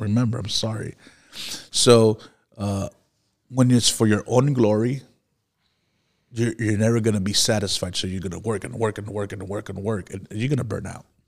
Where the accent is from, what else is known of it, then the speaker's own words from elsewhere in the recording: Miami, Florida, United States; I grew up in Miami, where there was a lot of witchcraft